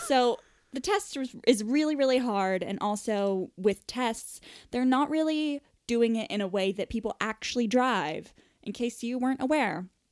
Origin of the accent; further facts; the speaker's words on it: United States; accent: American; moved away as an adult; now in England, United Kingdom; I'm an American, as evidenced by my American voice.